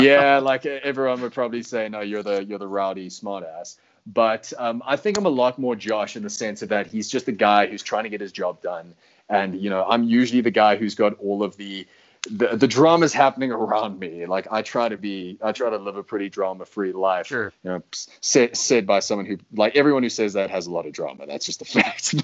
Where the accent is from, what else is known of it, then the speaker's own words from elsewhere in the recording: United States; now in South Africa; as an American